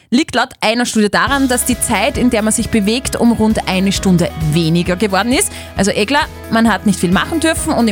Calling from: Ottnang am Hausruck, Upper Austria, Austria; Hallo. Aus Ottmang am Hausruck.

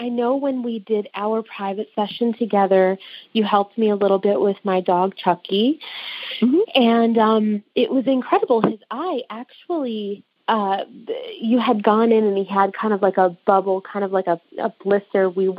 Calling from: New York, United States; I'm calling in from New York, just outside the city.

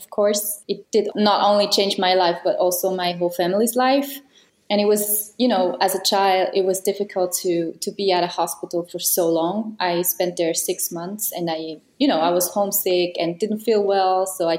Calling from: Kriens, Lucerne, Switzerland; Hello, I'm here in Kriens in Switzerland.

